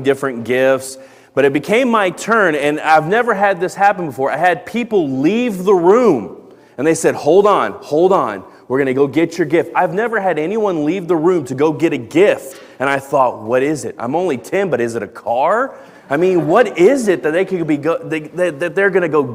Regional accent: Dallas-Fort Worth, Texas, United States; where I grew up in Dallas-Fort Worth

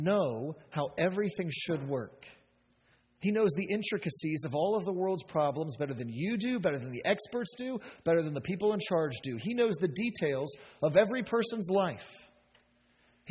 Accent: United States; as American as we are

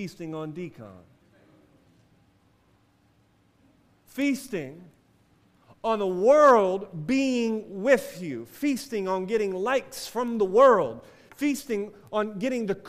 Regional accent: United States; as American Christians

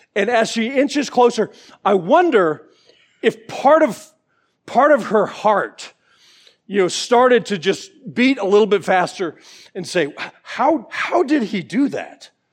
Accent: Georgia, United States; I'm from Georgia

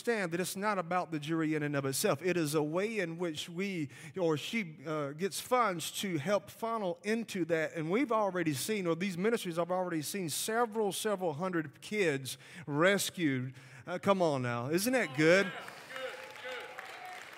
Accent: Alabama, United States; accent: Southern; You could tell by my accent, I am from the South. I am from Alabama

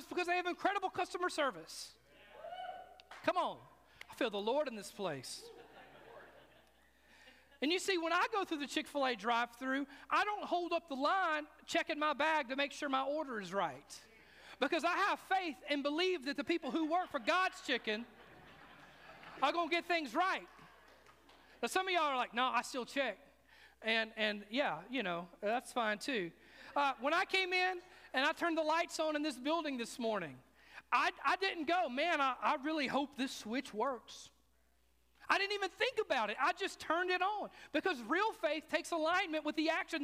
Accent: the South, Southern United States, United States; I grew up in the South where everybody was a Christian

